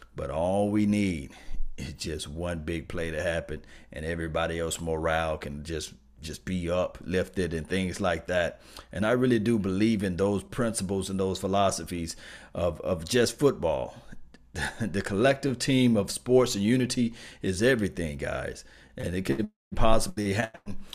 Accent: Mississippi, United States; I'm from Mississippi, you know, I'm from country town

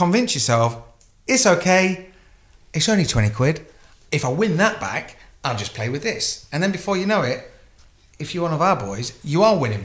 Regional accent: United Kingdom; we're British, so we're very polite

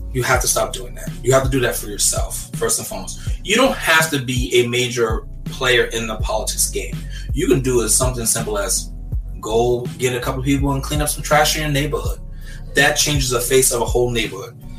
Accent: New York City, New York, United States; I'm from Brooklyn, New York, born and raised

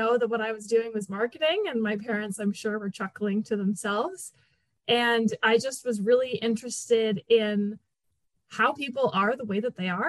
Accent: Canada; I am Canadian

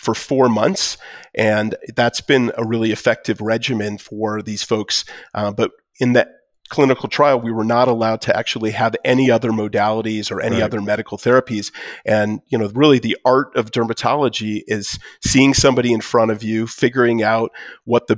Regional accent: Detroit, Michigan, United States; now in Colorado, United States; I'm from Detroit

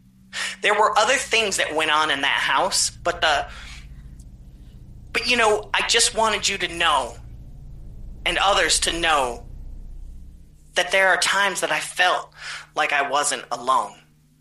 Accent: Florida, United States; She came all the way down from North Carolina, and I'm from Florida.

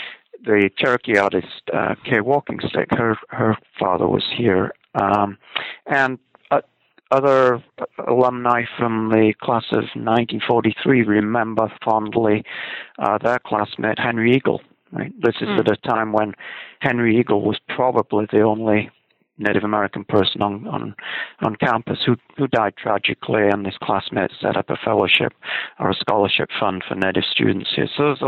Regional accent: Scotland, United Kingdom; And I can say this being Scottish

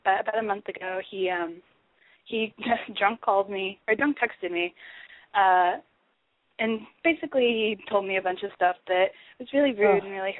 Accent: Corpus Christi, Texas, United States; now in Austin, United States; I'm from Corpus, and I'm 19 years old.

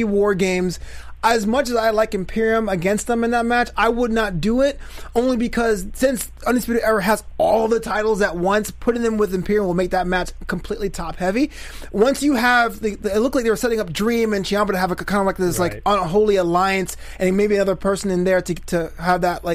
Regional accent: New York City, New York, United States; I'm from Flatlands.

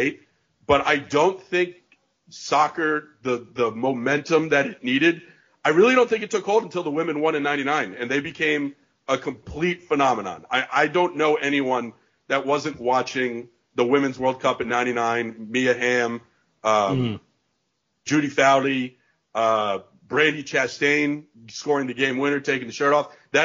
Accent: New York, United States; But from a kid growing up in New York perspective

